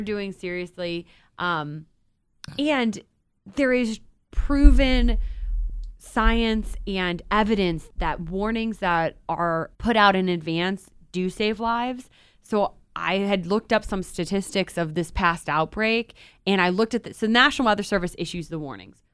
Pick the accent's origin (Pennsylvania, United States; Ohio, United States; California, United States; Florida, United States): Ohio, United States; Cleveland; I grew up in Cleveland